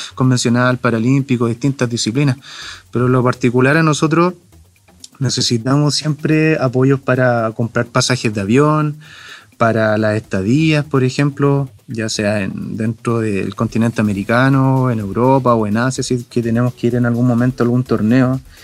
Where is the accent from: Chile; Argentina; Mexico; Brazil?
Chile; also born or lived in Chillán, Ñuble; nuestro país